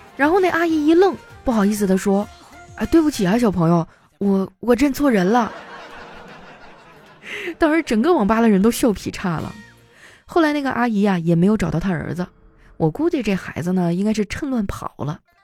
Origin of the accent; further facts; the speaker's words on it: Northeast China, China; 我们东北人